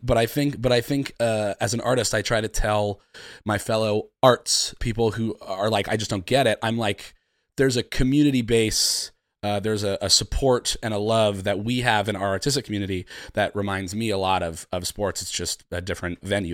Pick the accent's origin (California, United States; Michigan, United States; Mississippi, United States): California, United States; San Francisco; moved away as an adult; now in New York, United States; I'm from San Francisco. Um, I've lived in New York for about